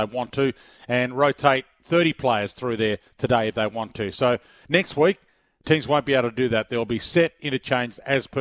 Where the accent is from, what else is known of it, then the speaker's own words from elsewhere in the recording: Adelaide, South Australia, Australia; moved away as an adult; also born or lived in Geelong; I grew up in Adelaide, lived there for the first 20 years of my life